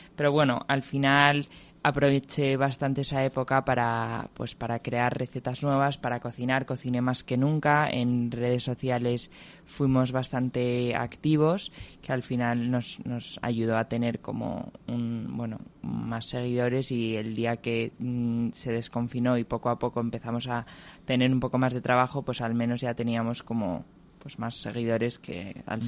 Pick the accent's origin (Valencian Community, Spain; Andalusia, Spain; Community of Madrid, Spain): Community of Madrid, Spain; Madrid; yo nací y estudié en Madrid